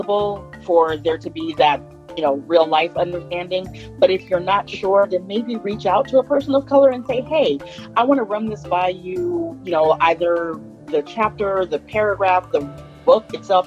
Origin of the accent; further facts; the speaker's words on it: Vallejo, California, United States; I am from Vallejo, California, which is where I'm talking to you from now